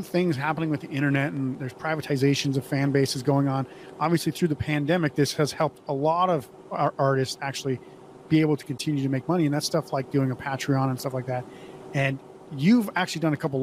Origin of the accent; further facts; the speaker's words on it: Montana, North Dakota, United States; I grew up in North Dakota, Montana, and it's very similar